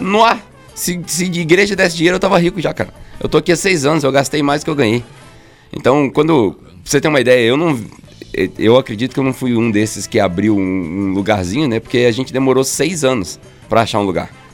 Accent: Volta Redonda, Rio de Janeiro, Brazil; moved away; also born or lived in Australia; eu sou de Volta Redonda.

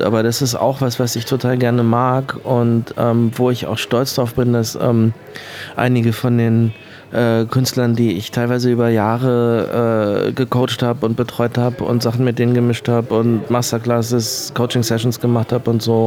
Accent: Hamburg, Germany; moved away as an adult; now in Berlin, Germany; ich bin in Hamburg geboren und bin gebürtiger Hamburger. Ich bin aber seit, glaube ich, 1999 in Berlin.

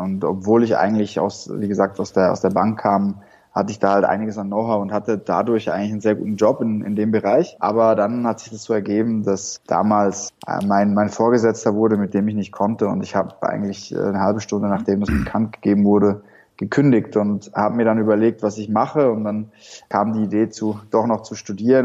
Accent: Switzerland; moved away as an adult; also born or lived in Shanghai; now in Berlin, Germany; komme ursprünglich aus der Schweiz und habe ja wie sich's für einen guten Schweizer gehört, eine Bankausbildung gemacht

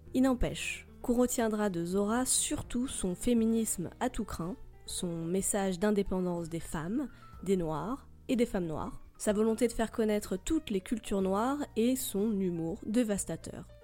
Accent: France; chez nous en France

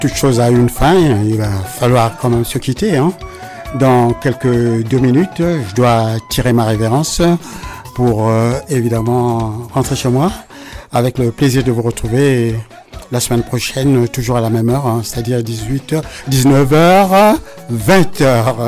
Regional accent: Les Mureaux, Île-de-France, France; je suis des Mureaux

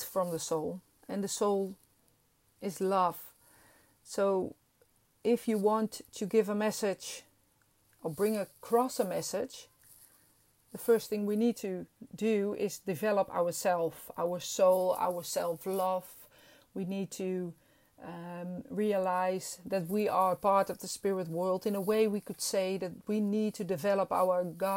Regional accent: Netherlands; English is a second language; I'm Dutch and this is not my first language

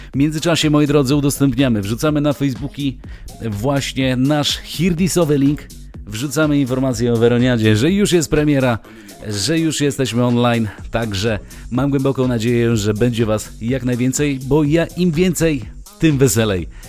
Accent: Białystok, Podlaskie Voivodeship, Poland; gramy nie tylko w rodzinnym Białymstoku

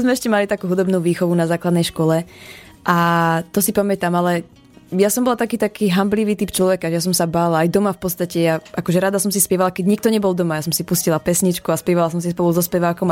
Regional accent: Liptovský Mikuláš, Žilina Region, Slovakia; u nás v Liptovskom Mikuláši

